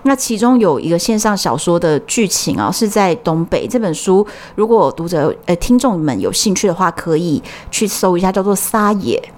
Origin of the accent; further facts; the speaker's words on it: Taiwan; 我们是台湾的啊